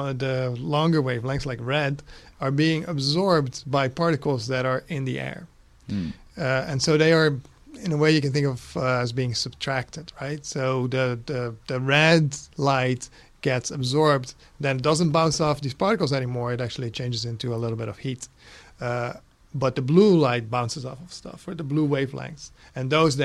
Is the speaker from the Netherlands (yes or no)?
yes; Netherlands; English is a second language; moved away as an adult; also born or lived in Los Angeles, United States; now in United States; I'm Dutch originally.